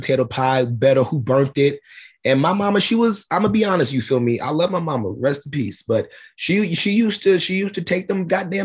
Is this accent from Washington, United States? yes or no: no; New York, United States; also born or lived in Henderson, Nevada / Summerlin, Nevada; now in Las Vegas area, United States; growing up in New York